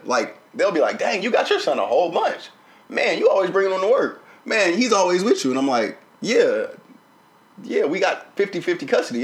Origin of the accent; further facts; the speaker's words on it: the South, United States; I grew up in the South